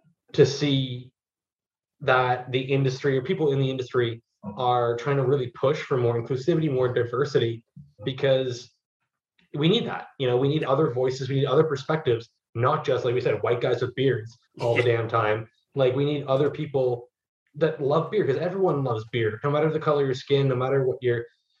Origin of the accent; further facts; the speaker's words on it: Toronto, Ontario, Canada; also born or lived in Ottawa; I'm from Toronto originally, but I went to school in Ottawa, so I go home every summer